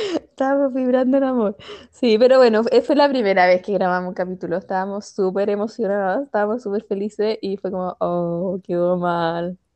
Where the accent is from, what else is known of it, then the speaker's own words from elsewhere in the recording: Viña del Mar, Valparaíso, Chile; nosotros somos de Viña, y en Viña estaba el colegio alemán